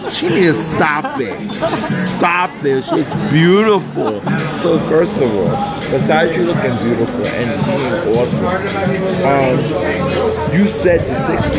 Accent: New York, United States; I'm from New York

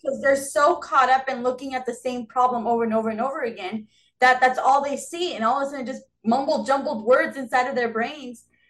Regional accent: Southern California, United States; I've been born and raised in Southern California. Um, never left.

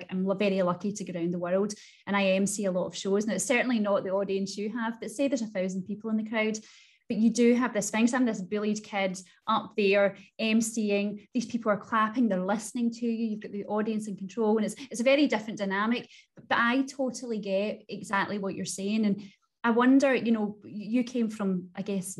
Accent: Clydebank, Scotland, United Kingdom; I'm from Glasgow and I'm from, and I actually love to say, because it sort of just makes me tick, that I am from Clydebank, which is classed as one of the most deprived areas of Glasgow. And I still live here

